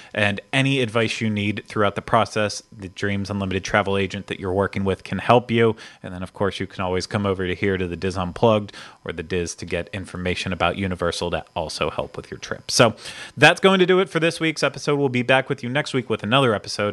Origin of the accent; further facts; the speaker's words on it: Pittsburgh, Pennsylvania, United States; I'm from Pittsburgh